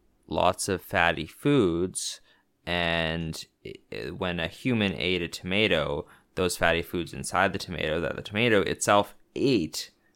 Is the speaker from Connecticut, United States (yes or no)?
no; New Jersey, United States; they're so good in my mouth, on my pizza, cause I'm from New Jersey.